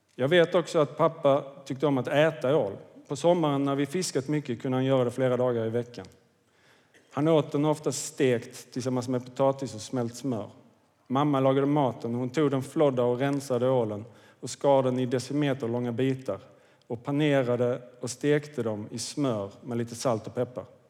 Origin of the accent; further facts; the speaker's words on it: Kvidinge, Skåne, Sweden; jag växte upp i Kvidinge, det ligger i Åstorps kommun, nordvästra Skåne